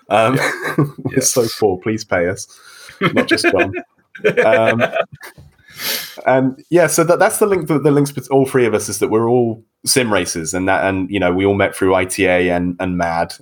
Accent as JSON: {"language": "English", "country": "United Kingdom", "said": "I'm from Great Britain. I'm the accent in this room"}